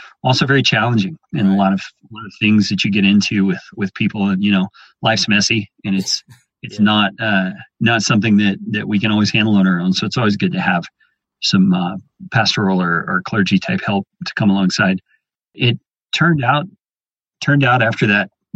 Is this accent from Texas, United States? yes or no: yes; Texas Panhandle, United States; I grew up in the Panhandle area of Texas, very much a rural kind of a setting, small town